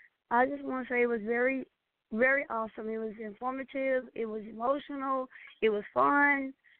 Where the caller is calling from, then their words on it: Nashville, Tennessee, United States; from Nashville, Tennessee.